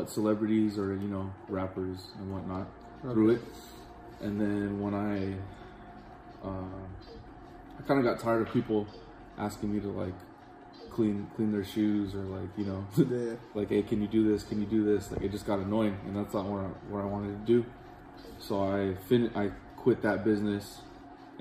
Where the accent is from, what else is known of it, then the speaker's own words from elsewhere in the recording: Oxnard, California, United States; I'm from Oxnard, born and raised